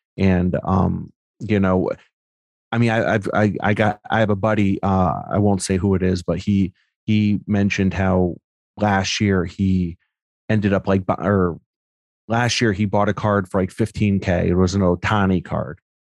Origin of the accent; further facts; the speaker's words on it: Newtown, Connecticut, United States; I grew up in Newtown, Connecticut